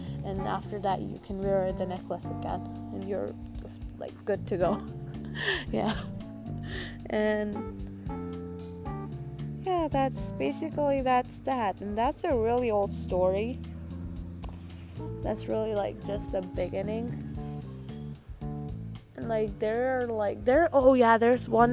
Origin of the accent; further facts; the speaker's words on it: Gujarat, India; accent: Gujarati; in my Gujarati accent